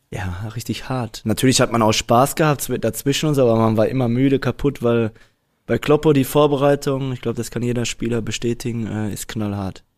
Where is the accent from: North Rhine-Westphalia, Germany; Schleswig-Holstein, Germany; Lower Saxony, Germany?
North Rhine-Westphalia, Germany; Dortmund; Ich komme aus Dortmund-Ewingen auch noch und ich habe da auch noch gewohnt